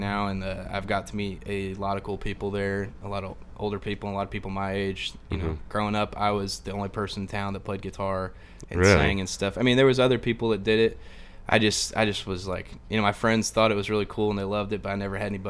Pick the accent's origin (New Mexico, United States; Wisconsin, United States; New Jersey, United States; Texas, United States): Texas, United States; Right next to the Red River, close to the Choctaw area. Mainly Texas.